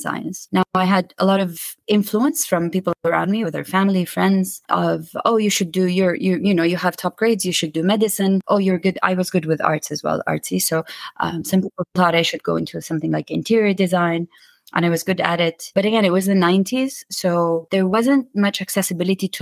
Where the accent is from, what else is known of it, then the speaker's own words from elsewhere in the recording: Khobar, Eastern Province, Saudi Arabia; also born or lived in London; So I grew up in Saudi Arabia. I'm from Saudi Arabia. And I grew up in a city called Khobar. Yeah, that's where I was born, actually, where I grew up, where I went to high school, and where I worked after university